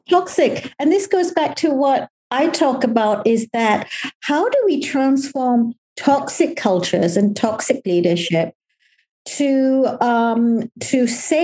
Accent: Malaysia; now in United Kingdom; Me as a Malaysian

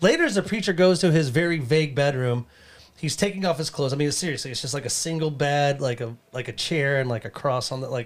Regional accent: Canada; I'm from Canada

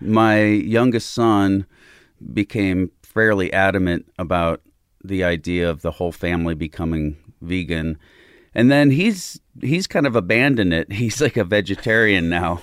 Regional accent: Southern Illinois, United States; born or raised there; also born or lived in Chicago

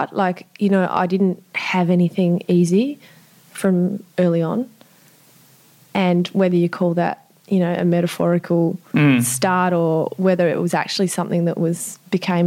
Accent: Sydney, New South Wales, Australia; I grew up in Eastwood, which is in the middle of Sydney

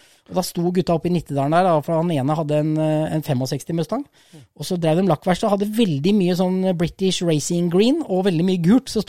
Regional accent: Rissa, Trøndelag, Norway; Jeg er oppvokst på Rissa.

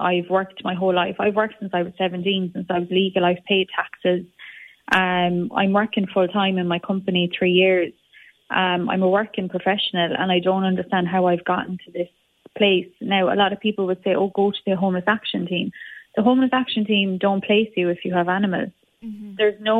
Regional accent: Limerick, Munster, Ireland; coming into Ireland at the moment, especially Limerick, because I'm from Limerick

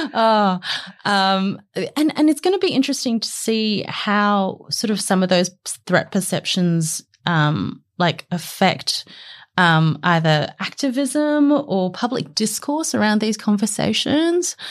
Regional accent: Lane Cove, New South Wales, Australia; I grew up in Lane Cove, which in the nineties was not very diverse

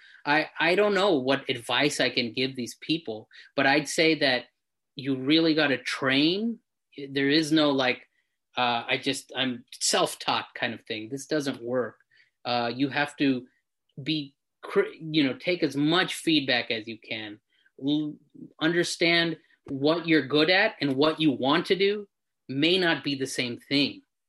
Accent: India; I think that's really, as Indian people, we have these huge, huge sort of dreams because we've been groomed that way to be something great.

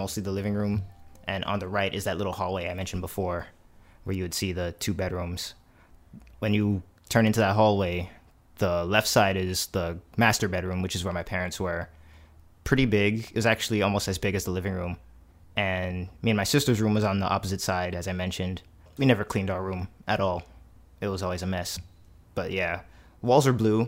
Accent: New York City, New York, United States; also born or lived in Jamaica; I grew up in Parkchester. That's off the 6

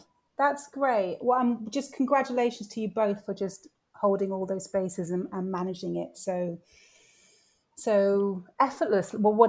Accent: Bristol, South West England, United Kingdom; moved away as an adult; I grew up in Bristol from 7 to 19.

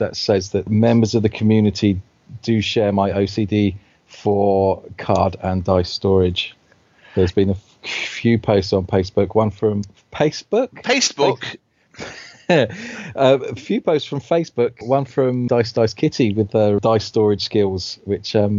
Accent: Southampton, South East England, United Kingdom; my hometown

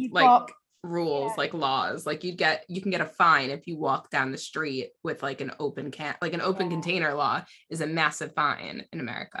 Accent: United States; now in United Kingdom; I live in the UK now, but I'm American.

